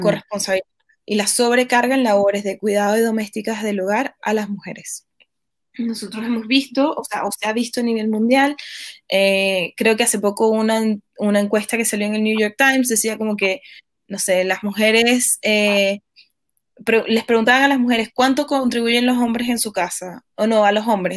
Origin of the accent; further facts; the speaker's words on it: Venezuela; now in Chile; yo soy venezolana y soy chilena también, pero en, este país en el que vivo